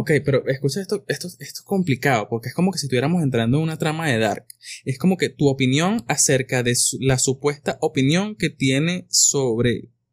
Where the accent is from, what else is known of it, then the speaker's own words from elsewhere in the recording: Venezuela; no hicimos los venezolanos